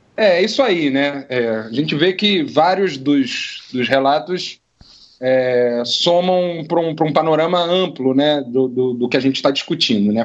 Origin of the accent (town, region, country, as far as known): Brazil; moved away as an adult; also born or lived in Mexico; now in Buenos Aires, Argentina